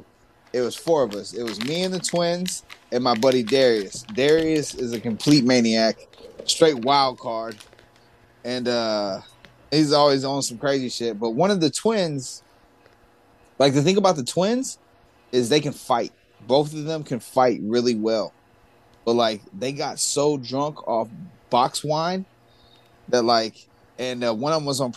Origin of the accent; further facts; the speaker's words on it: New York, United States; I'm from New York, son.